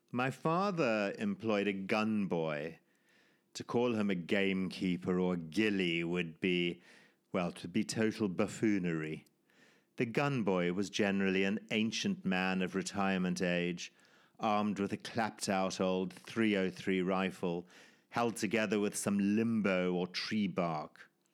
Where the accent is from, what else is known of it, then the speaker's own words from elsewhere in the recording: Zimbabwe; my life growing up in Zimbabwe, or formerly Rhodesia, in the nineteen sixties and seventies